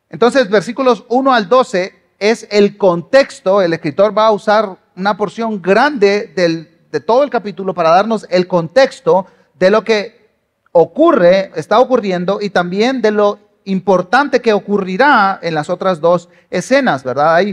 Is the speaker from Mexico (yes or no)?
no; Guatemala; aunque escuchen un acento raro, yo soy guatemalteco y ya voté. Ah, digo, por si por ahí anda Celestino que dice que no soy guatemalteco, porque me dice que yo no soy de acá